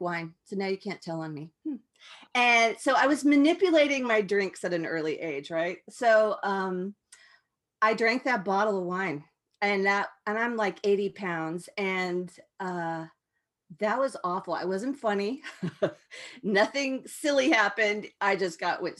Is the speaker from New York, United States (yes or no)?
no; Tulsa, Claremore, Oklahoma area, United States; I grew up in the Bible Belt, where it was the tightest, like the Tulsa, Claremore, Oklahoma area